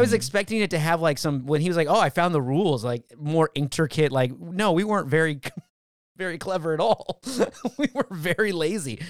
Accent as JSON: {"language": "English", "town": "Valencia", "region": "California", "country": "United States", "said": "I'm from Valencia"}